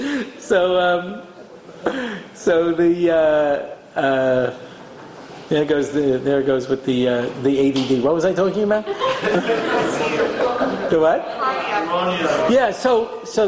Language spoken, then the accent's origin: English; United States; I'm an American